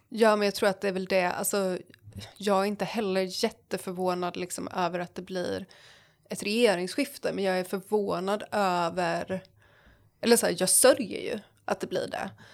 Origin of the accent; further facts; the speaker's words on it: Jönköping, Jönköping County, Sweden; jag är från Jönköping